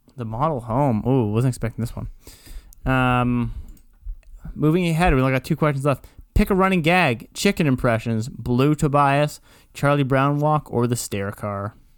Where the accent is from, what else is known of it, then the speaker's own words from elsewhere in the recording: Kitchener, Ontario, Canada; I'm from Kitchener